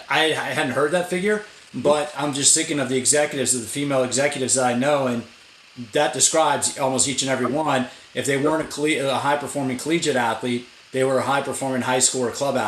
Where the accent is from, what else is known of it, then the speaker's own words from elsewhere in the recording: United States; I grew up in right outside of Washington, D.C.